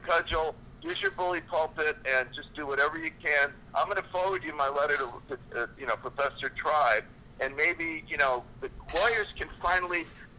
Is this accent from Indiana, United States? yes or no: no; Newport, Rhode Island, United States; Newport, Rhode Island, my hometown.